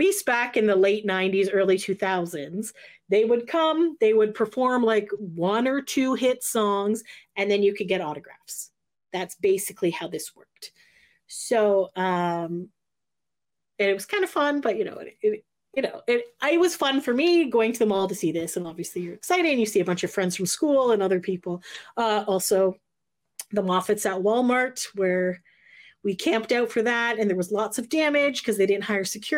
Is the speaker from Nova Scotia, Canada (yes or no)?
no; Hamilton, Ontario, Canada; my mall in Hamilton, Lime Ridge Mall